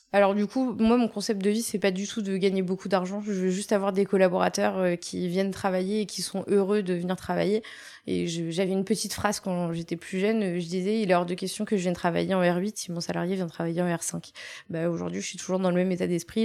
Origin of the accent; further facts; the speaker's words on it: Rouen, Normandy, France; moved away as an adult; je suis née effectivement en Normandie, à Mont-Saint-Aignan, donc euh, c'est à 10 minutes de Rouen